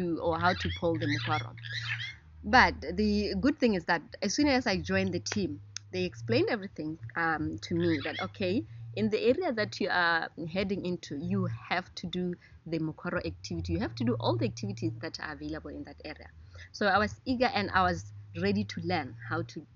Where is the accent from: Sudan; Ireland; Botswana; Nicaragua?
Botswana; Gumare, North-West District; also born or lived in Maun, Botswana; where I come from is closer to the Okavango Delta